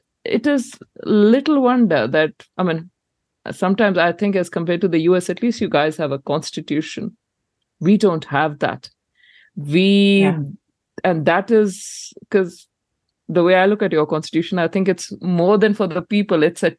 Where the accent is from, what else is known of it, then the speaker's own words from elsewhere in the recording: India; moved away as an adult; now in New Zealand; I came from India here nearly 15 years ago.